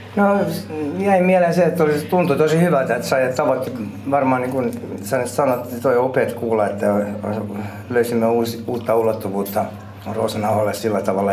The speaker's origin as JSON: {"language": "Finnish", "country": "Finland", "tie": "born or raised there", "moved": "as an adult", "said": "mä oon, olen kasvanut Suomessa"}